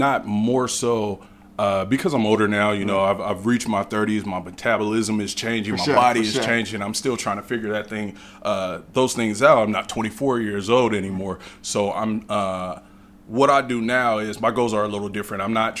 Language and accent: English; Bakersfield, California, United States; Okay. Well … I'm from Bakersfield, California, born and raised.